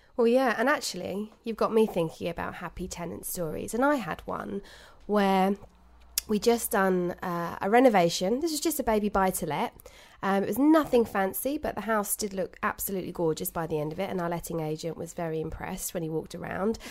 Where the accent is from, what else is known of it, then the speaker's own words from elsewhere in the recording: United Kingdom; We're British